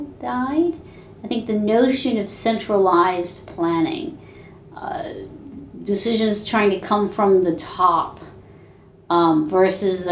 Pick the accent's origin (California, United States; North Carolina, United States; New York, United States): New York, United States; I'm an Indian American female from New York